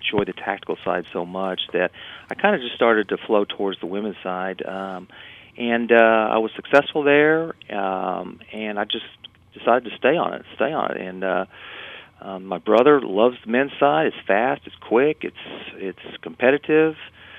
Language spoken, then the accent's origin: English; Texas, United States; it was 35 degrees, and we're from Texas, so that was a shock.